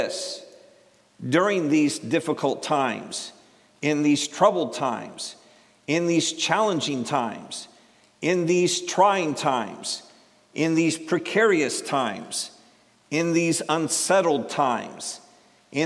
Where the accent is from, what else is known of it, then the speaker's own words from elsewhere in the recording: Cleveland, Ohio, United States; I'm from Ohio.